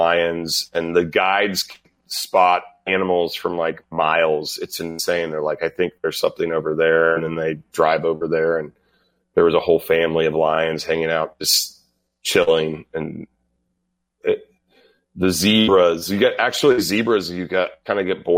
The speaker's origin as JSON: {"language": "English", "country": "United States", "said": "I'm an American"}